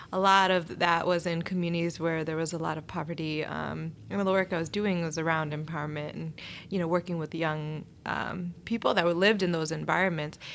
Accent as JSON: {"language": "English", "town": "Oak Park", "region": "Illinois", "country": "United States", "tie": "born or raised there", "said": "I grew up in Oak Park. It was a very diverse community"}